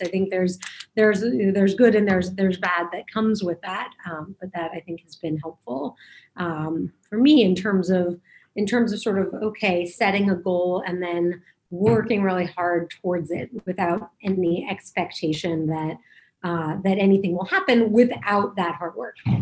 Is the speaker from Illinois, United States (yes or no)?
no; Denver, Colorado, United States; moved away as an adult; also born or lived in New York; I grew up in Denver